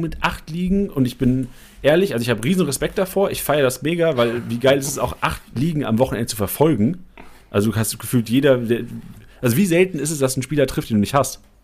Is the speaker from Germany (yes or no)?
yes; Lüneburg, Lower Saxony, Germany; moved away; ich bin in Lüneburg geboren und groß geworden